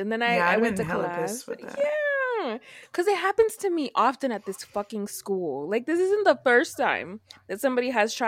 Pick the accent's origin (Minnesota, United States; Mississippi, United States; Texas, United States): Texas, United States; Dallas; I'm from Dallas.